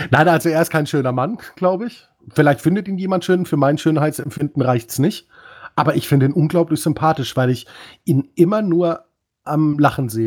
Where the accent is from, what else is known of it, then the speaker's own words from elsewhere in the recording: Dortmund, North Rhine-Westphalia, Germany; Gegen Union Berlin kann ich als Dortmunder sagen, kann man auch verlieren.